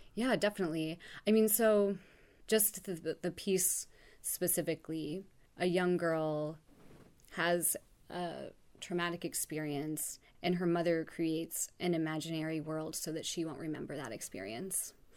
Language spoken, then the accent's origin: English; Oak Ridge, Tennessee, United States; moved away as an adult; also born or lived in Los Angeles / New York; I grew up in Oak Ridge, Tennessee, which is a small town outside of Knoxville